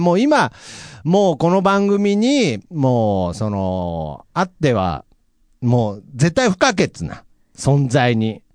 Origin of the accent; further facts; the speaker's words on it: Nagoya, Aichi, Japan